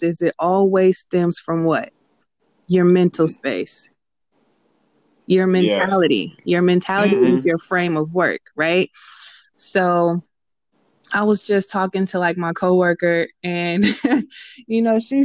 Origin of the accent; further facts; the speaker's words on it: Richmond, California, United States; now in San Leandro, United States; I'm from Richmond.